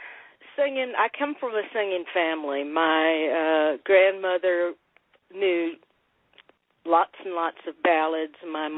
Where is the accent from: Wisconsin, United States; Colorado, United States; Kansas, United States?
Kansas, United States; moved away as an adult; now in Kentucky, United States; I grew up in Kansas, but the songs my family sang were gathered by the ancestors who came through the Appalachian Mountains.